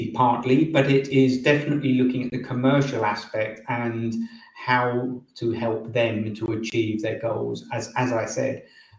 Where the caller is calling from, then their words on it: England, United Kingdom; Near London in England.